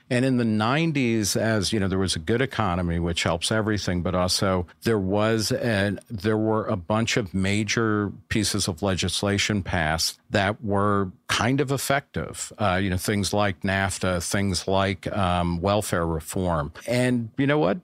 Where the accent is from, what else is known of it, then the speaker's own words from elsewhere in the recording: New Jersey, United States; moved away as an adult; also born or lived in Brooklyn, New York / Texas / Ohio / Los Angeles; now in New York, United States; I was born in Brooklyn, grew up mostly in New Jersey